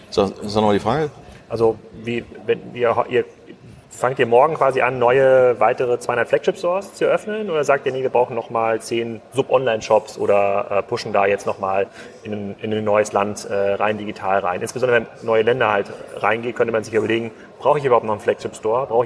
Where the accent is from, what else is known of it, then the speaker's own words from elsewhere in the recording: Kiel, Schleswig-Holstein, Germany; ich komme aus Kiel, da gab es wahrscheinlich sogar in Kiel drei Läden.